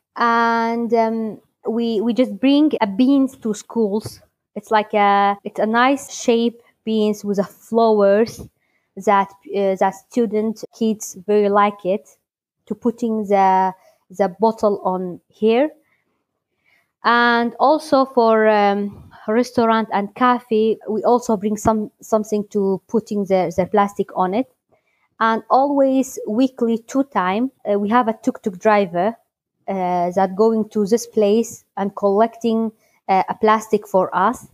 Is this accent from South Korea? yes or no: no; Halabja, Kurdistan Region, Iraq; I am from Halabja, Kurdistan, Iraq.